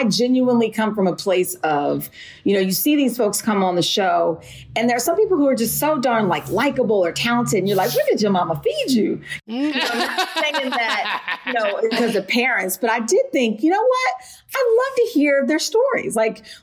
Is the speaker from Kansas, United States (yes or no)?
yes; Wichita, Kansas, United States; also born or lived in Philadelphia, Pennsylvania; now in New York, United States; I was born in Philly, but I was also raised in Wichita, Kansas.